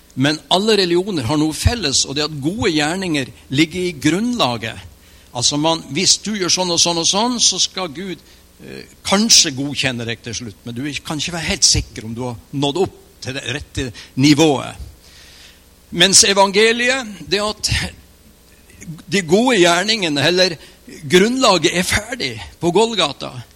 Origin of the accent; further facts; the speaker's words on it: Mo i Rana, Nordland, Norway; Jeg trodde i flere år, i hvert fall tre år etter jeg ble en kristen, at jeg var fra Mo i Rana.